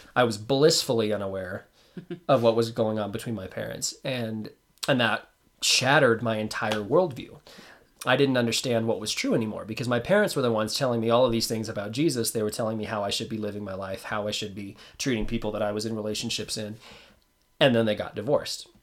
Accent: Roswell, New Mexico, United States; I was born in Roswell, New Mexico

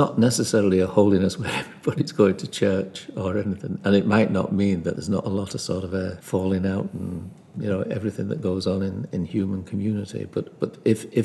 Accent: Liverpool, North West England, United Kingdom; I'm from Liverpool

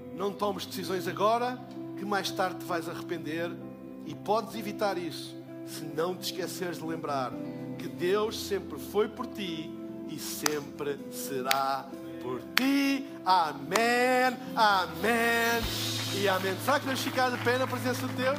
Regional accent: Portugal; eu sou de Portugal

